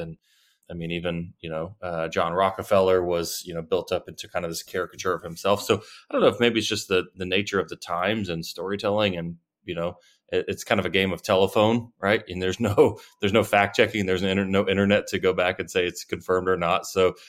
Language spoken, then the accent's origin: English; Texas, United States; As a Texan